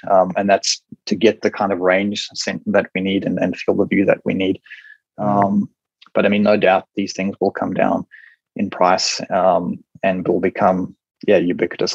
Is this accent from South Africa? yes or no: yes; South Africa; moved away as an adult; also born or lived in Cape Town, South Africa / United Kingdom / United States; now in Brisbane, Australia; the place I grew up in South Africa is a beautiful coastal town